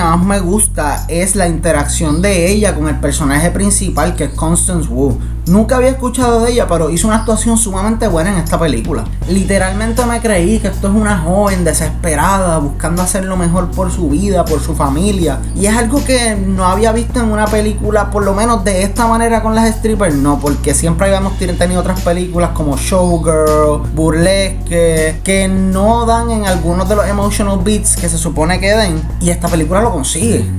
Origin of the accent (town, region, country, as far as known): Puerto Rico